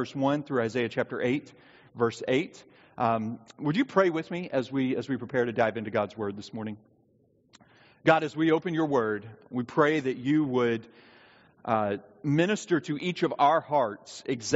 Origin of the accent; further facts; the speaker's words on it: the South, United States; I was raised in the South.